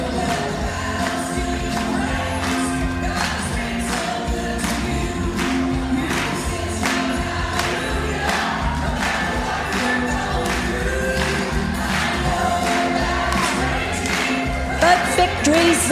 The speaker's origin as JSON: {"language": "English", "region": "Louisiana", "country": "United States", "tie": "born or raised there", "also_born_or_lived": "Texas", "said": "I was born and raised in Louisiana"}